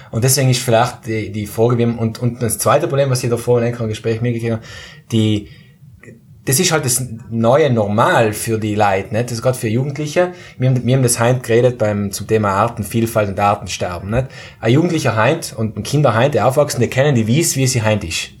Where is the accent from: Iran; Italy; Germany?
Italy; South Tyrol, Trentino-Alto Adige; bei uns in Südtirol